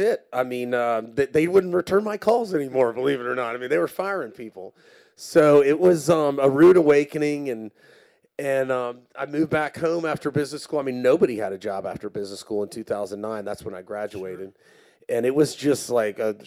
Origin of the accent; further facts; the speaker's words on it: Hilton Head Island, South Carolina, United States; I'm from Hilton Head Island, South Carolina